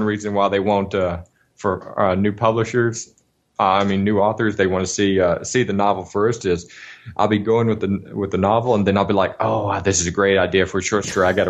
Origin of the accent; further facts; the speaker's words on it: Alabama, United States; when I was a kid, I grew up in Alabama